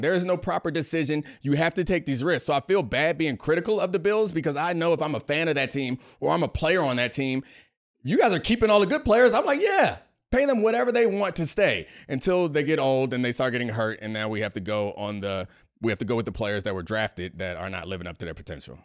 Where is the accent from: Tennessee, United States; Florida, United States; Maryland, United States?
Maryland, United States; Baltimore; I grew up in Baltimore